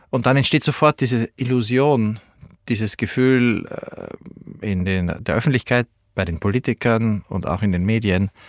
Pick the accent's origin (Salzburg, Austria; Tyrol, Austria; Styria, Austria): Salzburg, Austria; now in Berlin, Germany; Ich bin in Salzburg geborener Österreicher, der in Berlin lebt